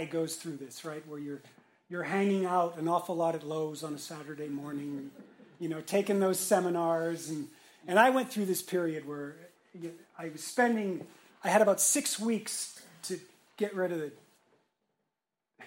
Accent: Montreal, Quebec, Canada; also born or lived in Toronto; now in Raleigh, United States; before Toronto, I was born in Montreal.

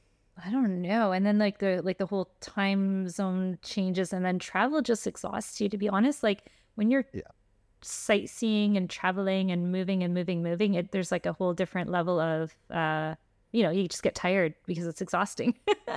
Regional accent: Canada; also born or lived in Switzerland / Florida, United States; Yeah. So like, just to clarify, we're actually Canadian and Swiss.

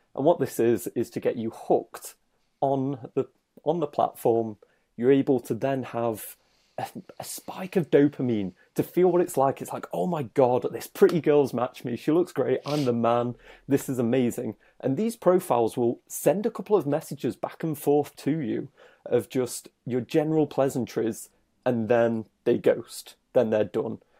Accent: United Kingdom; I'm British

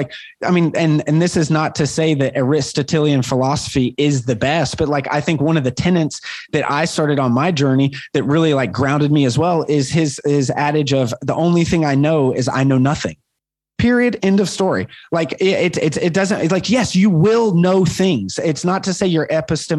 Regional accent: Chattanooga, Tennessee, United States; moved away; also born or lived in Chicago / Los Angeles / New York; I grew up in Chattanooga, Tennessee

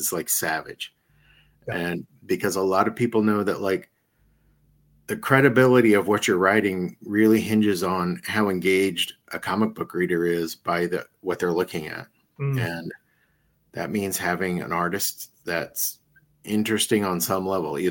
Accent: Iowa, United States; I'm from Iowa

